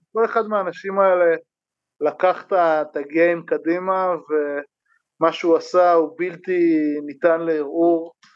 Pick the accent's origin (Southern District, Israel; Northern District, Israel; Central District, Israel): Northern District, Israel; Ein Harod; אני מקיבוץ עין חרוד